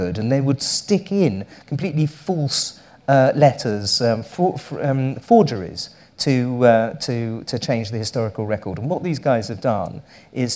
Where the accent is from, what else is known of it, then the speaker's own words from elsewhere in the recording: United Kingdom; I am British